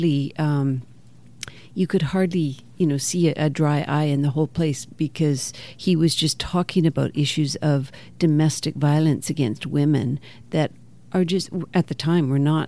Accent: Canada; moved away; also born or lived in Kenya; as a Canadian

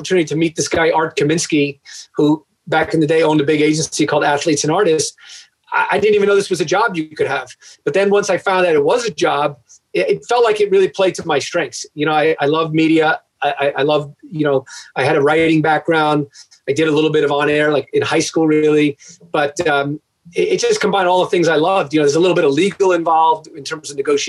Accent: Long Island, New York, United States; moved away; also born or lived in Michigan; I wrote a local column in my town growing up in Long Island

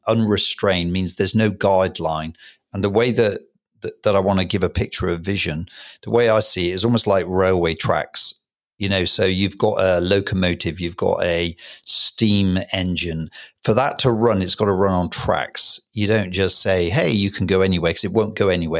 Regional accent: Hereford, West Midlands, United Kingdom; Special place, obviously, in my heart, because it's my hometown.

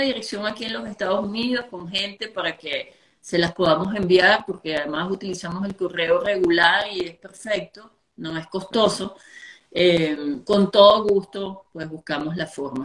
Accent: Venezuela; moved away; venimos de un país, venimos de unos afectos, venimos de unos sabores, venimos de de toda una gama de, calores hermosos que ha sido y sigue siendo la cultura venezolana y sobre todo nuestra gente.

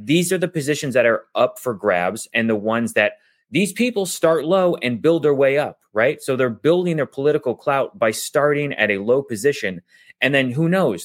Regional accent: United States; I was born here in the United States

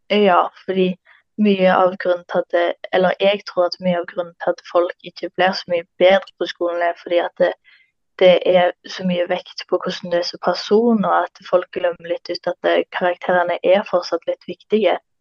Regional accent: Karmøy, Rogaland, Norway; Jeg kommer fra en plass etter Karmøy og går på Stangeland ungdomsskole.

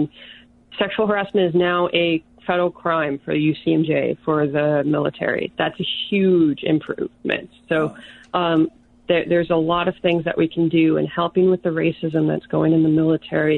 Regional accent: Florida, United States; I'm actually from Florida. I'm born and raised in Florida

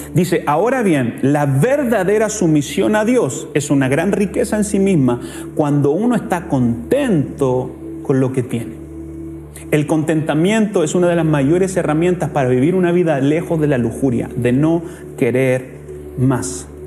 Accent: Chile; nosotros como chilenos tenemos una cultura de deshonra

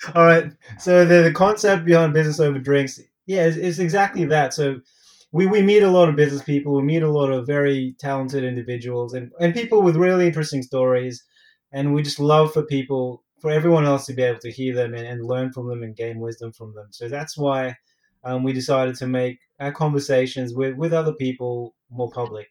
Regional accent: Australia; I'm from Australia. I'm Filipino Australian.

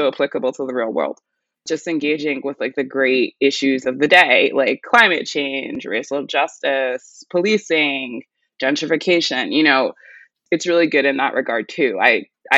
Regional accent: New York City, New York, United States; I was born and raised in New York City

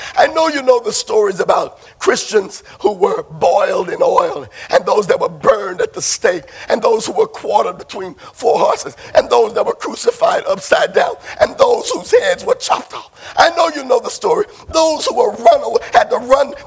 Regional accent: Barrett Station, Texas, United States; I'm from Barrett Station

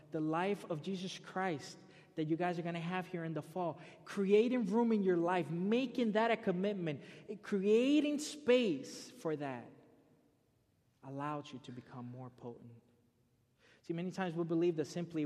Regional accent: Florida, United States; I grew up in Florida.

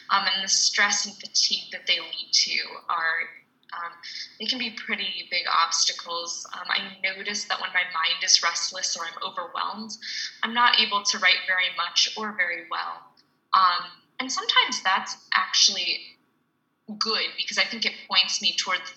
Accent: United States; as an American

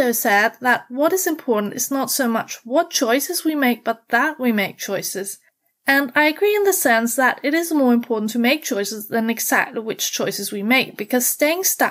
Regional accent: Denmark; I'm from Denmark, the country of fairy tales, hygge, and happiness

